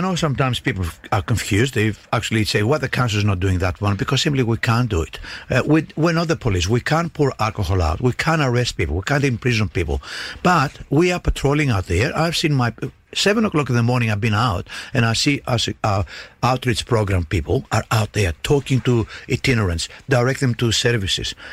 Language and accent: English; Greece; now in Darwin, Australia; where I grew up in Greece